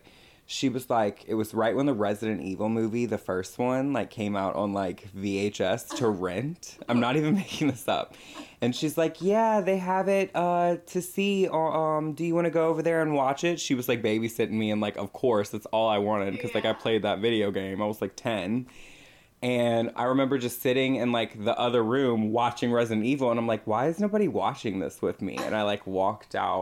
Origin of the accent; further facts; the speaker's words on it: New Orleans, Louisiana, United States; moved away; growing up in New Orleans